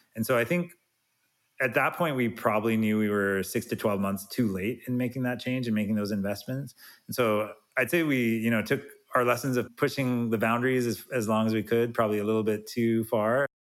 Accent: Salt Lake City, Utah, United States; I'm from Salt Lake City

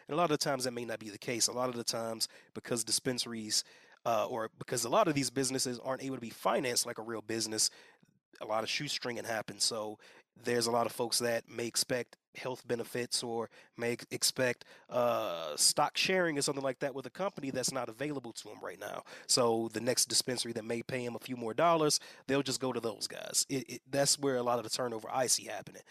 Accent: Gary, Indiana, United States; moved away as an adult; also born or lived in Atlanta, Georgia; now in Colorado, United States; My family's in the Midwest. I'm from Gary, Indiana

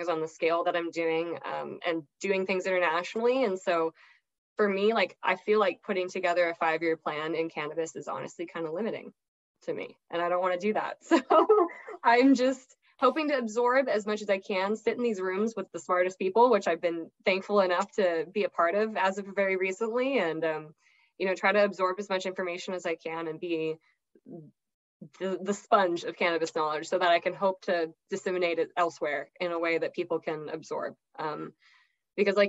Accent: Hawaii, United States; now in Los Angeles, United States; I'm from Hawaii.

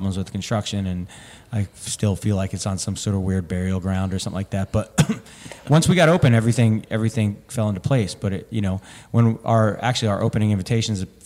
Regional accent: New Jersey, United States; now in Denver, United States; growing up in New Jersey

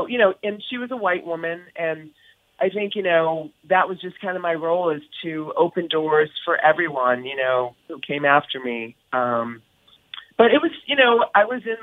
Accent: East Coast, United States; moved away as an adult; now in California, United States; I was from the East Coast

